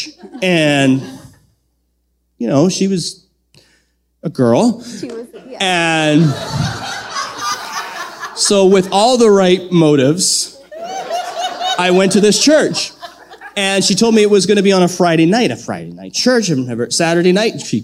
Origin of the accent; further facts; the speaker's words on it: Southern Manitoba, Canada; moved away as an adult; also born or lived in Lethbridge, Alberta; growing up in Southern Manitoba